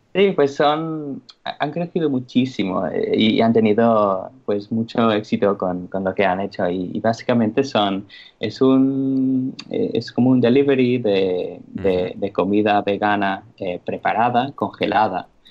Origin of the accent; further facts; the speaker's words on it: England, United Kingdom; moved away; soy inglés